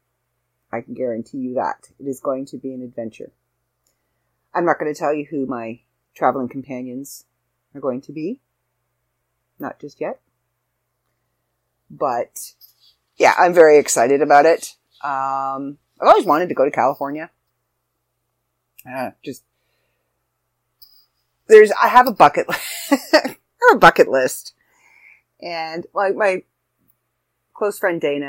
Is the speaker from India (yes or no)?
no; Canada; brethren in being Canadian